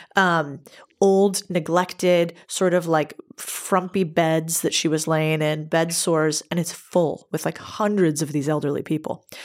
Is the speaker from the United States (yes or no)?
yes; United States; I'm American